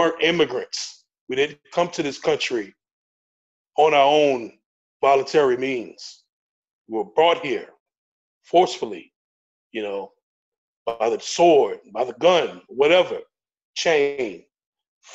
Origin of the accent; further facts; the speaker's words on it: United States; as a black man growing up in America